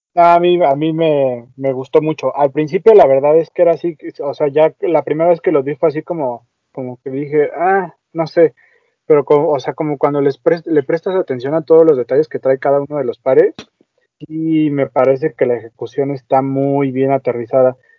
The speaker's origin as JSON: {"language": "Spanish", "country": "Mexico"}